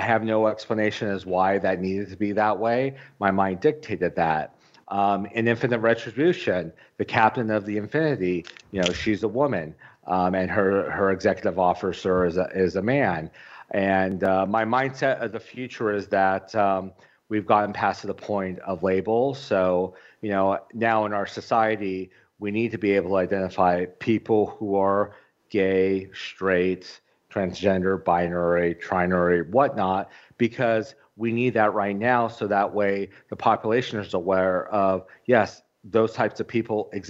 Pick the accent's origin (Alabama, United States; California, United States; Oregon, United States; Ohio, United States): California, United States; Orange County; now in Arizona, United States; I grew up in Orange County, California